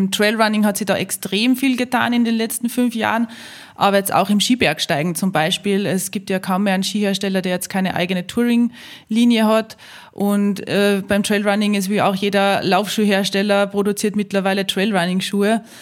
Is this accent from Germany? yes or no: no; Salzburg, Austria; ich bin in die Berge aufgewachsen, ähm, in der Nähe von Salzburg. Ähm, unser Haus steht mitten im Grünen.